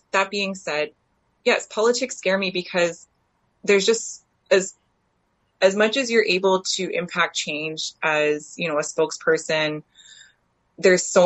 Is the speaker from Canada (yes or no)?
yes; Canada; the area that I grew up in around Treaty 3 and Anishinaabe Nation territory